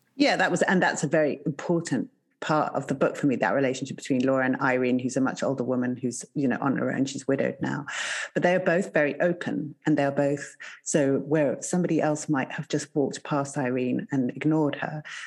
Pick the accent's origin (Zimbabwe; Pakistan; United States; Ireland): Zimbabwe; moved away; I grew up in Zimbabwe